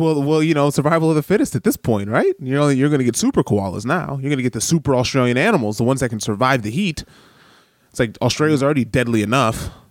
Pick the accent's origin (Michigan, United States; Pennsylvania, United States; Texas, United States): Michigan, United States; Detroit; also born or lived in New York / Los Angeles; now in Wellington, New Zealand; I grew up in Detroit